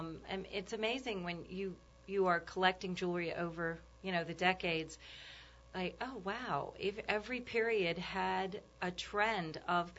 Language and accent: English; New Orleans, Louisiana, United States; moved away as an adult; also born or lived in New York; we're from New Orleans